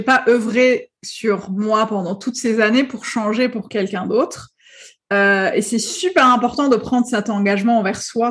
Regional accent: Algeria; moved away as an adult; also born or lived in Paris; je suis née, j'ai vécu en Algérie pendant très longtemps. Et à 22 ans, euh, on m'a accepté euh, dans une école de traduction à Paris

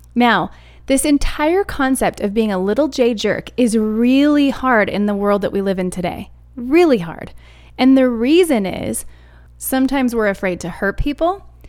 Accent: Arizona, United States; now in Colorado, United States; I'm an Arizona kid. I was raised in Arizona

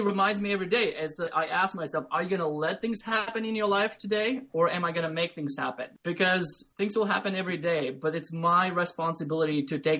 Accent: Latvia; English is a second language; moved away as an adult; now in United States; I grew up in Latvia, which is Eastern European country, small country, about 2 million people.

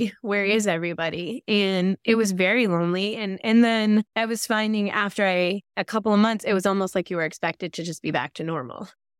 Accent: Vermont, United States; I'm from Northern Vermont, very rural area.

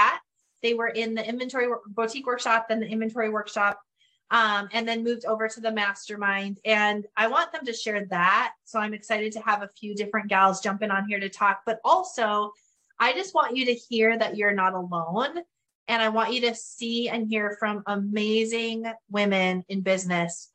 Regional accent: Northern Canada, Canada; accent: Northern Canadian; moved away; I will probably forever have my Northern Canadian accent

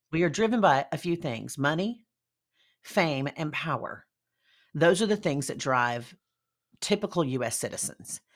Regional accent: Deep South, United States; I am from the Deep South.

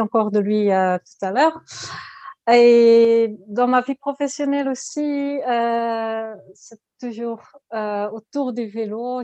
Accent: Ghent, Flanders, Belgium; French is a second language; je suis de Gand, de Belgique. Je suis flamande

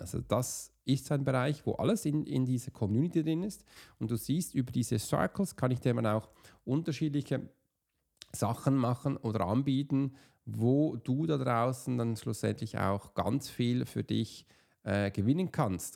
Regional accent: Switzerland; als Swiss Profiler, oder als Schweizer

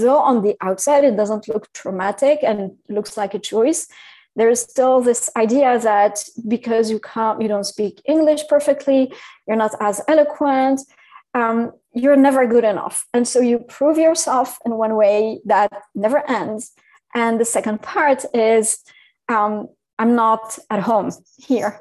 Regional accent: Syria; English is a second language; moved away; also born or lived in France / Paris / London / New York City; I'm, I'm originally from from Syria as well.

